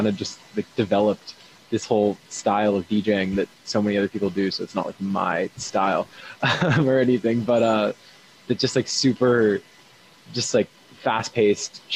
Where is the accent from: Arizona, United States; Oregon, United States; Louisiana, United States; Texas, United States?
Oregon, United States; Eugene; moved away as an adult; now in Boston, United States; It was in my hometown for the University of Oregon